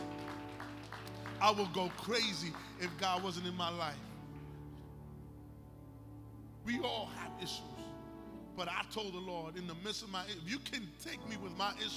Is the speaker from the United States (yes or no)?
yes; New York City, New York, United States; I'm from New York. I'm from the South Bronx. My era, you graduated. I went to Taft High School